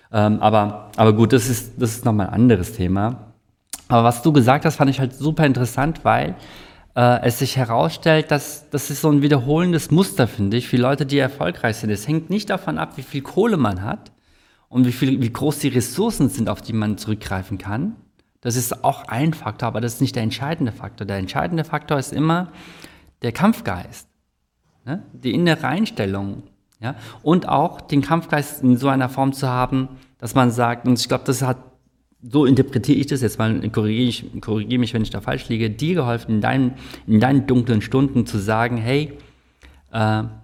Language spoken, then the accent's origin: German; South Korea; ich bin ja auch Koreaner und ich sehe halt, wie in Korea das gemanagt wird.